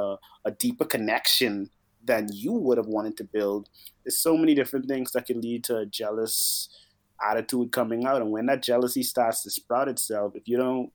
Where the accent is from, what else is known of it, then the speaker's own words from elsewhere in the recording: Bahamas; I'm from the Bahamas.